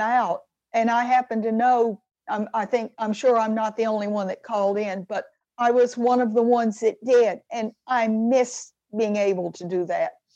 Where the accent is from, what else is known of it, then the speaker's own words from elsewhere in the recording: Atlanta, Georgia, United States; when I was growing up in Atlanta, Georgia